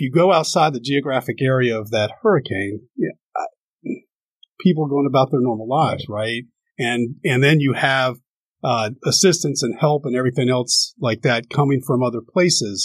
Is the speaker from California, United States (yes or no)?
no; Herndon, Virginia, United States; moved away as an adult; also born or lived in Miami Beach, Florida; I grew up in the Reston, Herndon area